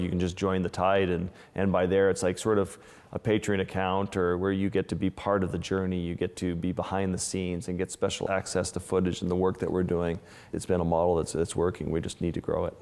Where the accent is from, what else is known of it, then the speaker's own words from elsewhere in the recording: Kimmirut, Nunavut, Canada; moved away; my community where I grew up in Lake Harbor with the Inuit